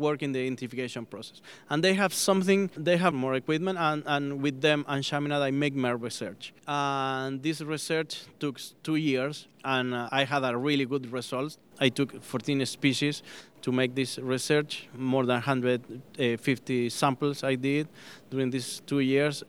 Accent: Chile; moved away as an adult; I'm born in Chile. I grew up in Chile

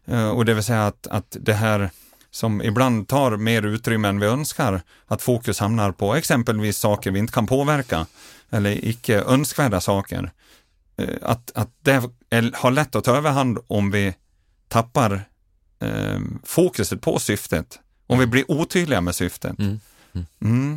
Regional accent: Dalarna County, Sweden; Hemma i Dalarna

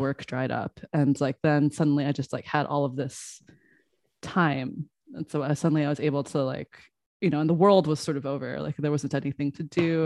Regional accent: Des Moines, Iowa, United States; I grew up in Des Moines, Iowa

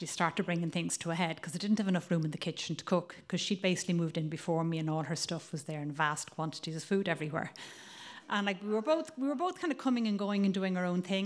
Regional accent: Ireland; accent: Irish; moved away as an adult; also born or lived in Italy; now in Provincetown, United States; as you can probably tell from my accent, I'm Irish

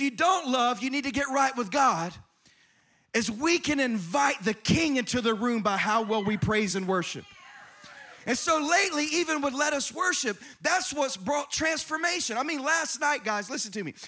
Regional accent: South Carolina, United States; now in Irvine, United States; I grew up in South Carolina in a church with pews.

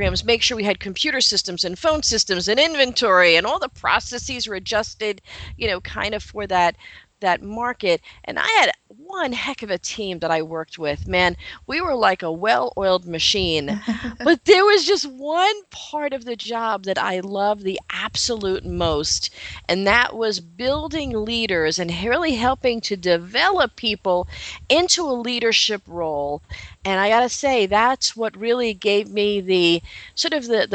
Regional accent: New York City, New York, United States; now in Long Island, United States; I am a New York girl, New York City girl, born and raised in the Bronx, New York

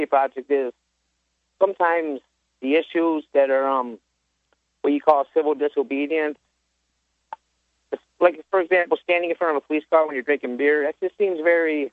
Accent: Central New York, United States; I'm from Central New York

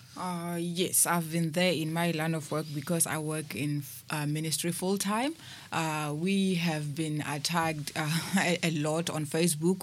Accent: Limpopo, South Africa; moved away as an adult; now in Cape Town, South Africa; I was born in Limpopo, and, um, I've moved here to Cape Town, uh, three years ago

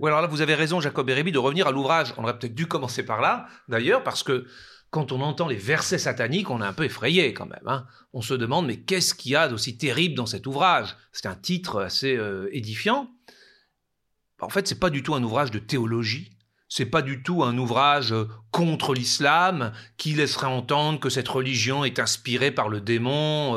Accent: France; chez nous, en France

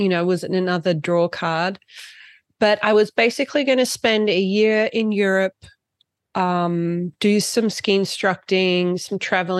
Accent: Torquay, Victoria, Australia; moved away as an adult; also born or lived in Geelong, Australia; now in Lech, Austria; when I was eight, I moved to Australia, moved to Torquay. Yep. My mum's Aussie. I lived in Torquay for 10 years, went to school in Geelong, and I loved it there.

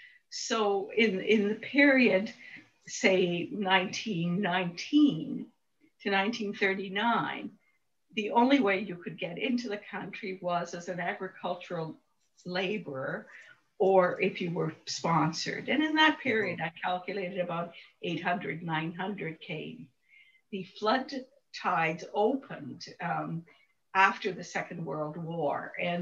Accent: Calabria, Italy; He came from Italy, my hometown, in Calabria.

